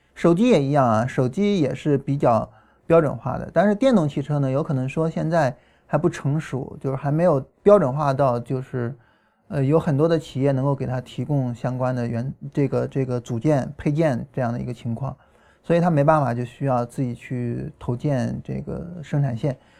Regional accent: China; 我们中国人

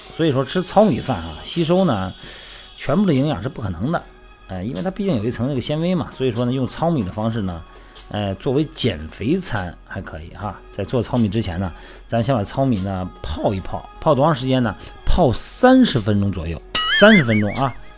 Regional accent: Shandong, China; moved away; 我们老家山东啊，那边儿要么喜欢喝羊汤，哎，那肉汤，火锅儿

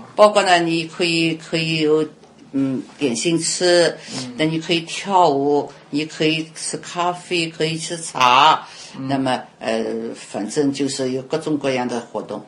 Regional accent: China; moved away as an adult; now in United States; 我们都是， 都是土生土长在我们这个这个嗯，土地上的

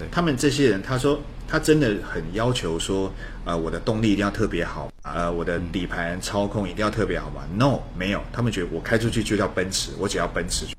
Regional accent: Taiwan; 我们叫 look， 在台湾叫 look

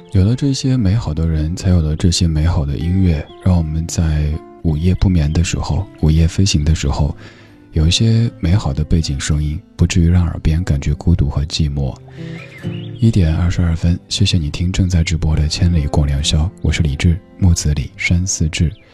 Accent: Chengdu, Sichuan, China; moved away; 各位在成都听节目的朋友们，我的家乡父老们

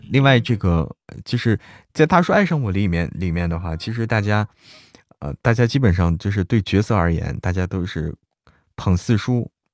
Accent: Hebei, China; 我是河北人，和山西是挨着的

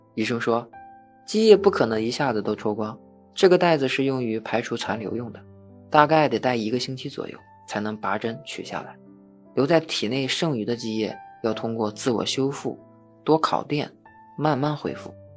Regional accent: Fushun, Liaoning, China; 我是一名成长在抚顺的东北人

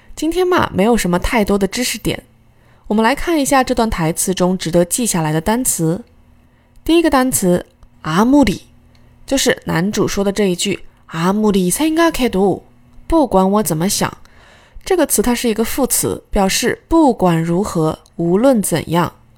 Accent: China; 我们中国人

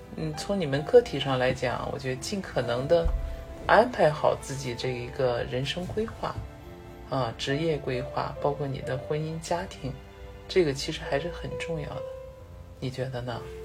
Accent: China; 我们中国人平均出婚年龄啊，已经超过三十岁了

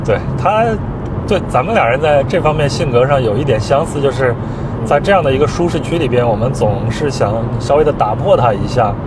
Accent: Henan, China; now in Beijing, China; 是我们这次回河南的这趟历程，回河南玉溪我的老家的一个历程

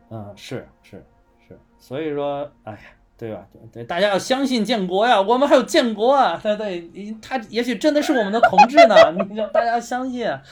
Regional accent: China; 我们中国人的公司

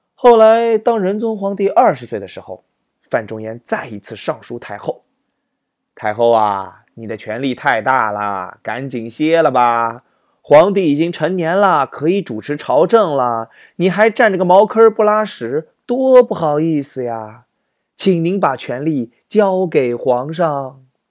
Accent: Zhejiang, China; 作为浙江人的我

